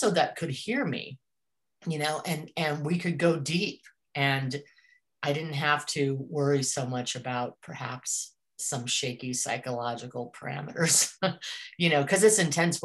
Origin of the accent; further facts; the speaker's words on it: Colorado, United States; moved away as an adult; also born or lived in Northwest; I grew up mostly in Colorado